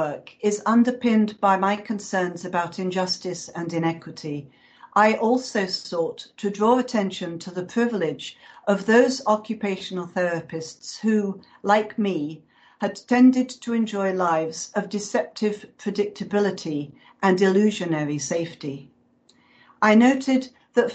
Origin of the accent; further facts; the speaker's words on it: United Kingdom; moved away; my home country